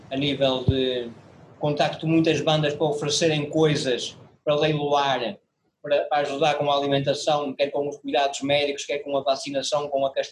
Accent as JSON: {"language": "Portuguese", "town": "Porto", "region": "Norte", "country": "Portugal", "said": "Você foi parar o meu número de telefone e nós somos do Porto."}